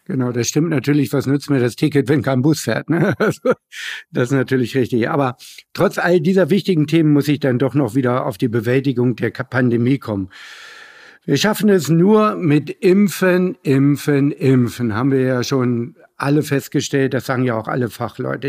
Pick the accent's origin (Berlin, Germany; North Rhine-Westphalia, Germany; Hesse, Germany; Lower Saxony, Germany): Lower Saxony, Germany; Hanover; als Hannoveraner nur sagen. Und äh, ich komme ja sogar aus dem Stadtteil Linden